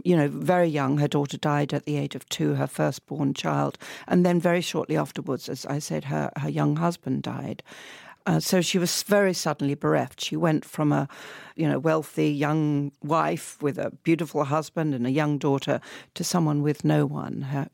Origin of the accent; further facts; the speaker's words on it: Southend-on-Sea, East of England, United Kingdom; You know, in my hometown, my wonderful hometown of Southend-on-Sea, we used to have a little fun fair.